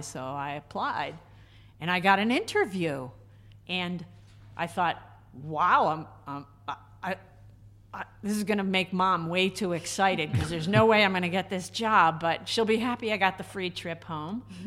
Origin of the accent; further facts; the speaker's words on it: Groton, Connecticut, United States; moved away as an adult; also born or lived in Reno, Nevada / West Coast; I was not born in Connecticut, but I still kind of think of myself as a Connecticut native because I grew up down in Groton